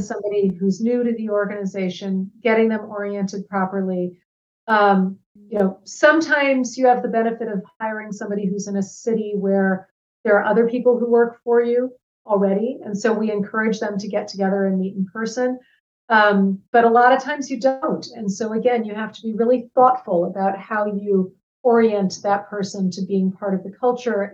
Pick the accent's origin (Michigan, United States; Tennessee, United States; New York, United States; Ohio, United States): Michigan, United States; Ann Arbor; moved away as an adult; also born or lived in West Africa / Washington, D.C. area; I grew up in Ann Arbor, Michigan. Um, and I left when I was 18